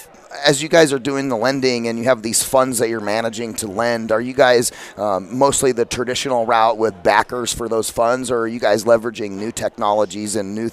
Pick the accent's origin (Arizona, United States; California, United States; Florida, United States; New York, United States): Arizona, United States; Phoenix; I'm from Phoenix